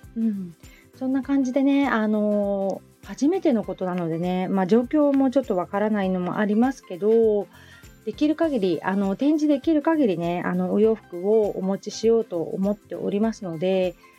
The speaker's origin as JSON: {"language": "Japanese", "town": "Hamamatsu", "region": "Shizuoka", "country": "Japan", "tie": "born or raised there", "also_born_or_lived": "Kita-Kamakura, Kanagawa", "moved": "yes", "lives_now": "Kamakura, Japan", "said": "私の実家がそこら辺なので"}